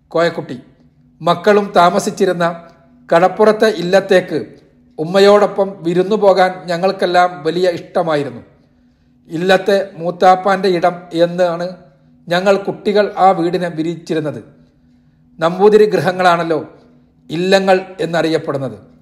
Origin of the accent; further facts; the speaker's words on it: Parappanangadi, Kerala, India; also born or lived in Theyyalingal, Nannambra, Tirur taluk; തിരൂർ താലൂക്കിലായിരുന്ന നന്നമ്പ്ര പഞ്ചായത്തിലെ തെയ്യാലിങ്ങലാണ് ഞാൻ ജനിച്ചതെങ്കിലും വളർന്നതും പഠിച്ചതുമെല്ലാം പരപ്പനങ്ങാടിയിലാണ്